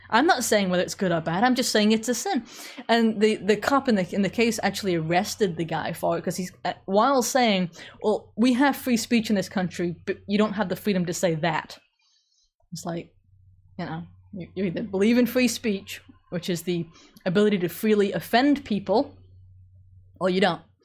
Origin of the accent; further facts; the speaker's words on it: England, United Kingdom; moved away; I grew up in England